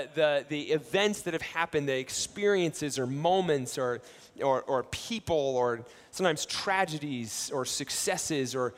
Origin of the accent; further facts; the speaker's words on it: Ohio, United States; I grew up in Ohio, and my family, we lived on a vegetable farm